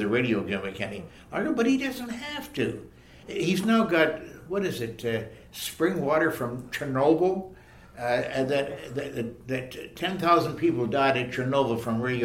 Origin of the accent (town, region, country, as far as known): Leaside, Ontario, Canada; born or raised there